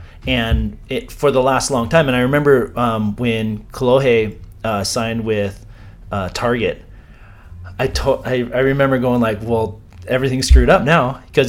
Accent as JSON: {"language": "English", "town": "Los Angeles", "region": "California", "country": "United States", "tie": "born or raised there", "said": "I was born in Los Angeles, and grew up right around the corner from Glenn Kennedy's surf shop in San Fernando Valley in Woodland Hills."}